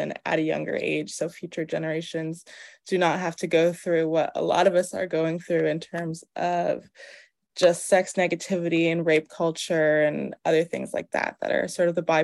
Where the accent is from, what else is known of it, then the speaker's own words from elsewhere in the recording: Cambridge, Massachusetts, United States; moved away as an adult; also born or lived in Harlem, New York; now in New York, United States; I'm from Massachusetts, from Cambridge, Boston area. It's actually where I'm staying right now with my parents for a little bit. What else? But I am New York based. I'm based in Harlem